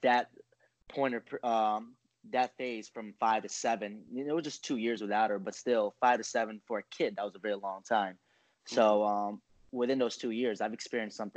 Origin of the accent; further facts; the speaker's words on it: Kissimmee, Florida, United States; also born or lived in Manila, Philippines; I played basketball here in Kissimmee, Florida, in Central Florida.